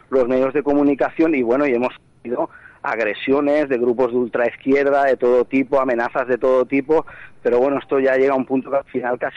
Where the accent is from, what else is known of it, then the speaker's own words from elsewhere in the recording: Catalonia, Spain; realmente, pues aquí como catalán muchas veces incluso sientes vergüenza.